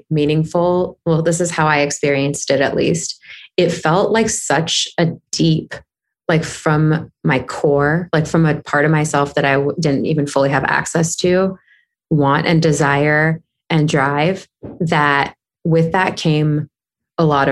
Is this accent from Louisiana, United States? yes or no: no; Southern California, United States; now in Los Angeles, United States; I grew up in Southern California